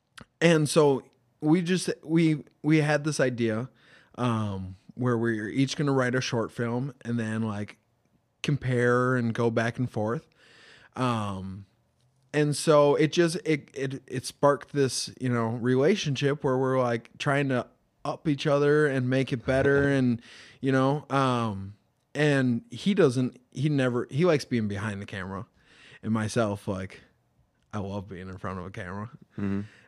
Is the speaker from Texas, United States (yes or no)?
no; Mankato, Minnesota, United States; We're some kids from Mankato doing our best thing that we can to make something bigger.